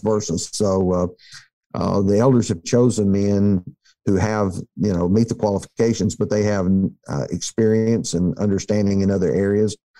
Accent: near Tuscaloosa, Alabama, United States; I grew up near Tuscaloosa

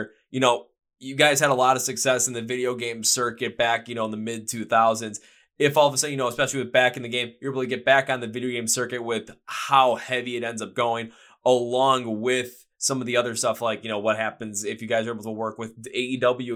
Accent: Milwaukee, Wisconsin, United States; my hometown in Milwaukee, Wisconsin

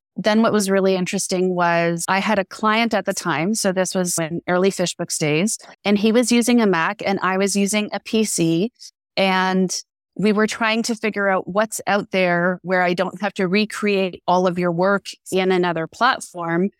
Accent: Canada; we're Canadian, I'm Canadian

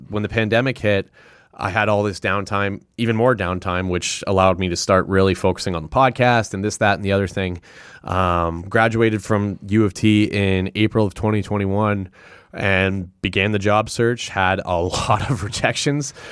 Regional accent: Sudbury, Ontario, Canada; also born or lived in Toronto; now in Ottawa, Canada; I was born and raised in Sudbury

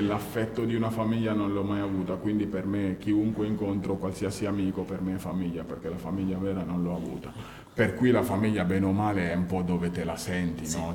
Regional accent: Guinea; now in Turin, Italy; io sono appunto nato in Guinea nell'89 e all'età di 8 anni ho perso prima mio padre e poi già ero trasferito qua a, Torino

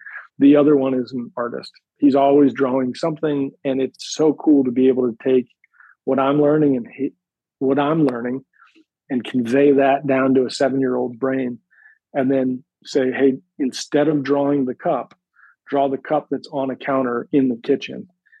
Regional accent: Pennsylvania, United States; born there; So I was born outside of Philadelphia, in the suburbs of Philadelphia, about 45 minutes north of the city. And I moved around quite a bit.

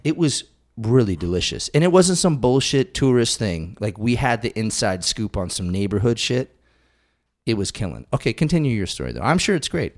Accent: Western Massachusetts, United States; I grew up in Western Massachusetts.

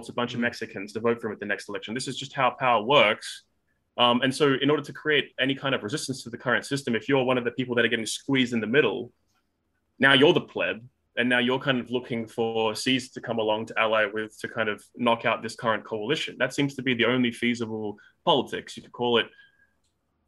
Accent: Australia; I live in Australia. Obviously, I'm an Australian

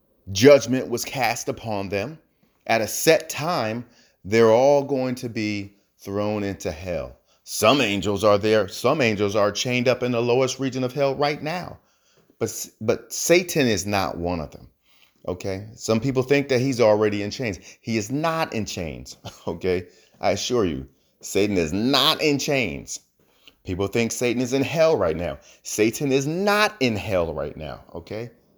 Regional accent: New Jersey, United States; Now, I'm from New Jersey. New Jersey, most of them say axe. I worked hard on my accent, so I say ask.

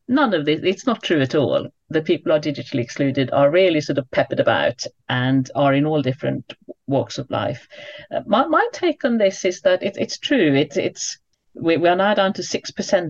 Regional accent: United Kingdom; as a British person

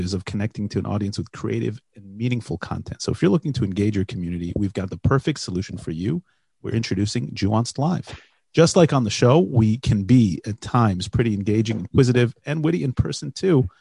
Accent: United States; now in Israel; We're two Jewish guys. We grew up in America, we live in Israel

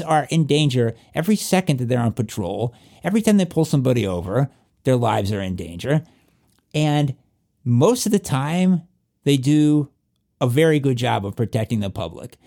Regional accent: southwestern Virginia, United States; accent: southwestern Virginia; my southwestern Virginia accent

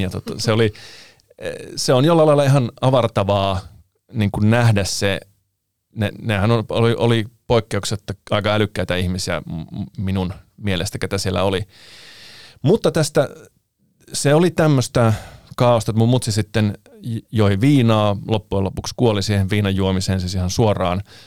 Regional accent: Finland; also born or lived in Italy / Anttola / Mikkeli / Kuopio; mä oon syntynyt Italiassa, mutta muuttanut sitten Suomeen alle vuoden ikäisenä ja asunut täällä aina

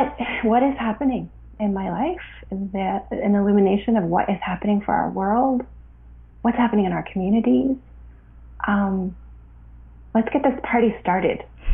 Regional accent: Canada; also born or lived in Ottawa, Canada / Vancouver, Canada; I was born in Canada and grew up my whole childhood here.

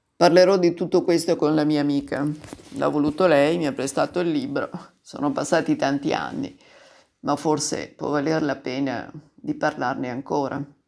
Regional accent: Turin, Piedmont, Italy; io sono del 52 di Torino

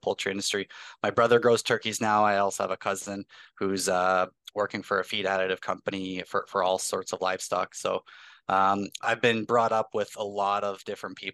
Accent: Hagersville, Ontario, Canada; I grew up just outside of Hagersville, Ontario

